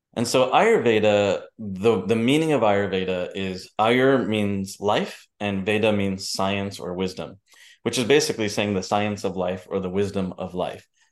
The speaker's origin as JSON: {"language": "English", "country": "United States", "tie": "born or raised there", "said": "my parents are from India. I grew up in New Jersey, New York"}